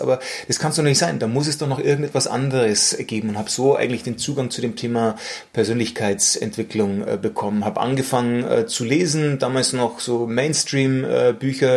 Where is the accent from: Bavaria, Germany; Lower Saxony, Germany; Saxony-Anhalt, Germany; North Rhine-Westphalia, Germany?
Bavaria, Germany; Munich; geboren in München